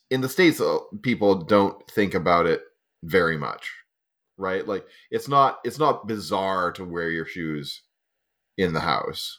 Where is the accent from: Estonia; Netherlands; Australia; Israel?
Estonia; moved away; I grew up in Estonia